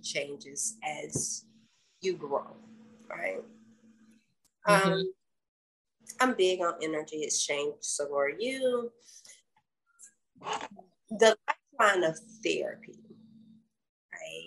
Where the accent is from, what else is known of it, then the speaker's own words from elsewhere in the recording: the South, United States; accent: Southern; I was born in the South, so of course, if you can't tell that by my accent